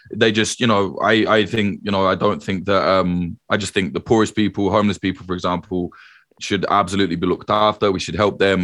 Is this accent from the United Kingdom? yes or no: yes; United Kingdom; also born or lived in Ireland (ancestry)